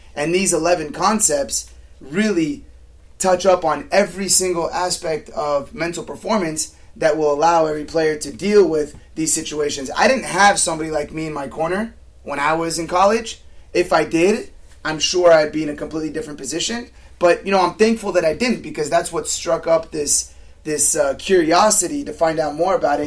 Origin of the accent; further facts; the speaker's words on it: Southern California, United States; I grew up playing in Cal South